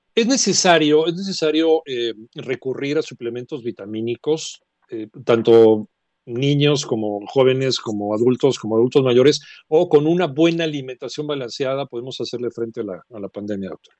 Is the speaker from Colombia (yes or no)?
no; Mexico; somos los mexicanos